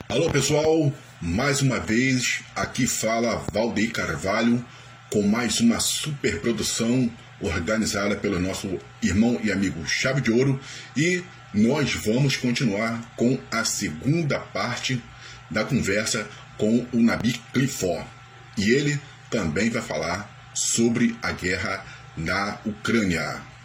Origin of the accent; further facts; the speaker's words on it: Ghana; Portuguese is a second language; moved away as an adult; now in Brazil; onde eu nasci na Gana